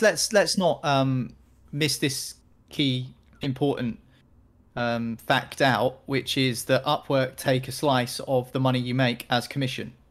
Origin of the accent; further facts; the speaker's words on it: United Kingdom; I'm a British guy